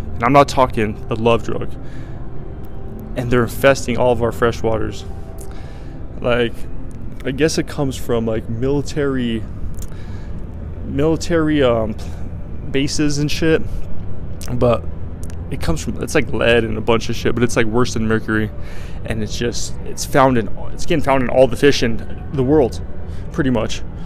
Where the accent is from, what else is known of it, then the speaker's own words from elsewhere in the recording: Colorado, United States; I'm from Colorado and I was like, some of the lakes that I grew up fishing